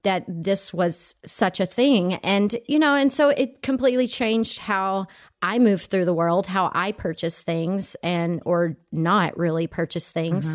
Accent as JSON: {"language": "English", "region": "Texas", "country": "United States", "tie": "born or raised there", "also_born_or_lived": "Italy", "moved": "yes", "lives_now": "California, United States", "said": "I grew up in Texas, and I moved off to Italy."}